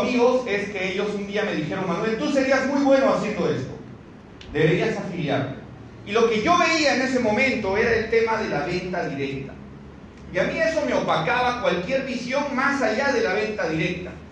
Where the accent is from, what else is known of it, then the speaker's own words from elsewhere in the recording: Cusco, Peru; moved away as an adult; now in Lima, Peru; empecé en la ciudad del Cusco, yo soy cusqueño, tengo un año y medio viviendo aquí en Lima recién